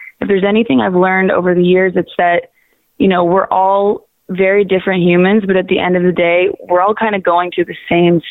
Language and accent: English; Waterloo, Ontario, Canada; now in Toronto, Canada; I'm originally from Waterloo, which is about an hour west of Toronto